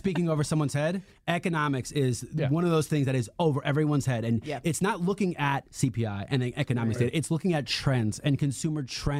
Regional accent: New York City, New York, United States; moved away; I was brought up in Queens in the 80s.

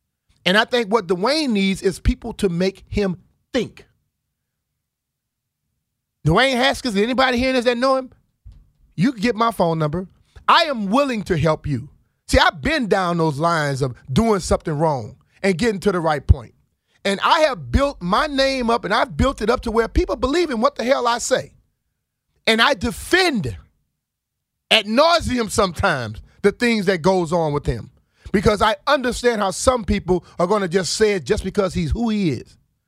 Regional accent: Plaquemine, Louisiana, United States; now in Washington, United States; I came from Plaquemine, Louisiana to Washington, D.C.

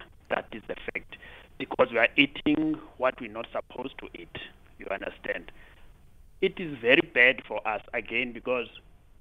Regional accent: Kamata, Eastern Cape, South Africa; I'm originating from Eastern Cape in Kamata. There we used to have a big irrigation scheme when I was growing up.

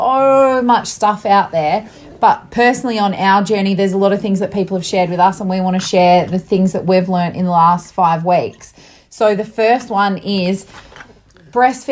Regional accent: Perth, Western Australia, Australia; We're from Perth, Western Australia

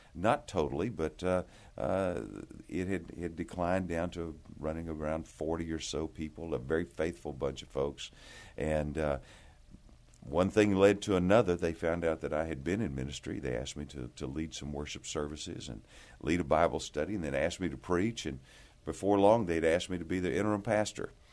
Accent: Amarillo, Texas, United States; I, I grew up here in Texas, grew up in the Panhandle in Amarillo

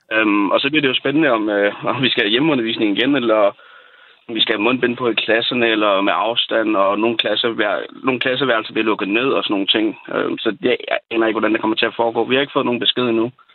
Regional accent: Falster, Zealand, Denmark; Jeg er selv fra Falster

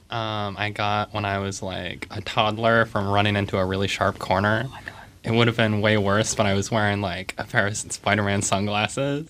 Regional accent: Boise, Idaho, United States; now in Seattle, United States; I'm originally from Boise

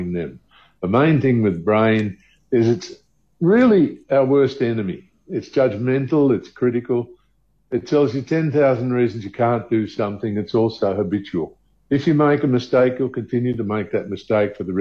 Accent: Australia; now in South Africa; I'm originally from Australia

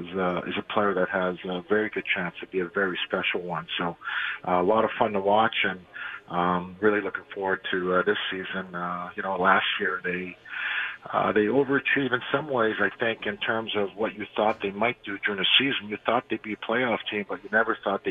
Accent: Montreal, Quebec, Canada; we grew up in Montreal

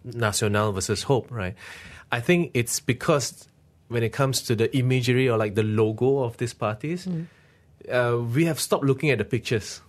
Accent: Malaysia; my country

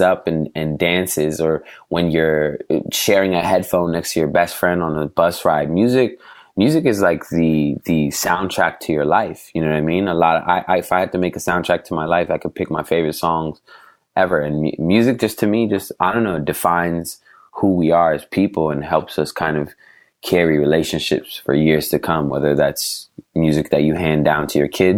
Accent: Portland, Oregon, United States; moved away as an adult; now in Los Angeles, United States; growing up in Portland in middle school

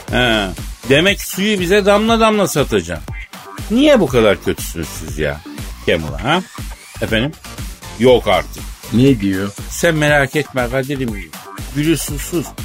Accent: Elazığ, Elazığ Province, Turkey; Ya ben Elazığlıyım ya Ben bak koyayım ben.

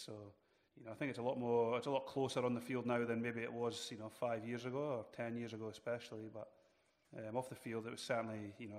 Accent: Jedburgh, Scotland, United Kingdom; moved away as an adult; now in New Zealand; my hometown club, Jed Forest, back in Scotland.

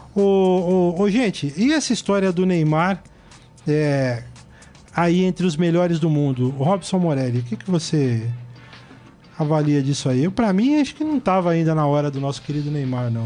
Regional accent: Brazil; eu, como brasileiro

